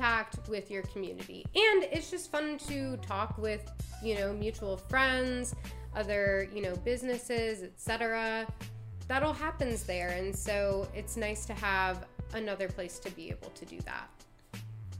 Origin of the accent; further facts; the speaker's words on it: Maryland, United States; moved away; also born or lived in Washington, D.C.; I'm from Maryland. I lived in DC